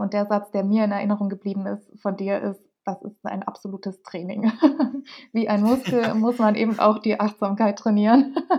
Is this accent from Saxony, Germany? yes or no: yes; Dresden, Saxony, Germany; ich komme aus Dresden